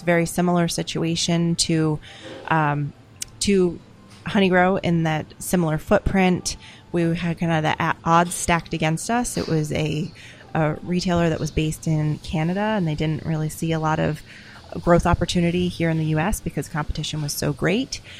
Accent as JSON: {"language": "English", "town": "Philadelphia", "region": "Pennsylvania", "country": "United States", "said": "I'm from Philadelphia"}